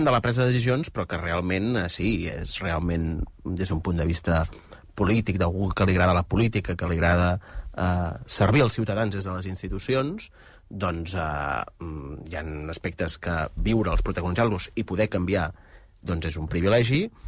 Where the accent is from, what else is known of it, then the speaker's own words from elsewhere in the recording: Pineda de Mar, Catalonia, Spain; jo que sóc de Pineda